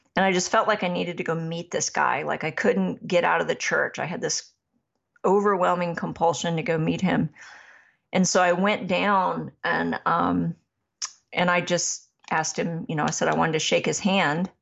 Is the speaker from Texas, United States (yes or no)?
no; Massachusetts, United States; I was raised in Massachusetts